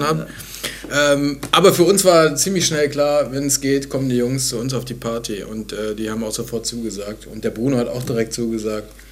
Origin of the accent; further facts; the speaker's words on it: Bonn, North Rhine-Westphalia, Germany; Meine Heimatstadt